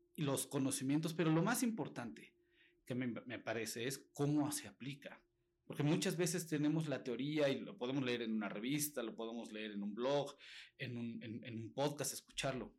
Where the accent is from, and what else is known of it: Mexico